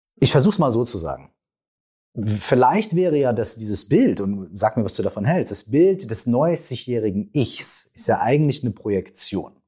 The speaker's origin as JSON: {"language": "German", "town": "Minden", "region": "North Rhine-Westphalia", "country": "Germany", "said": "wir kommen beide aus der gleichen Stadt. Wir kommen aus Minden"}